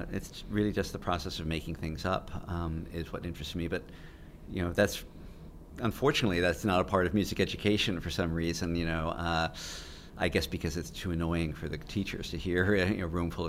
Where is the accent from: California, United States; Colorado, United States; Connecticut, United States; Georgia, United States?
Connecticut, United States; I grew up in Connecticut, but my dad raised us in Connecticut, telling us we were Virginians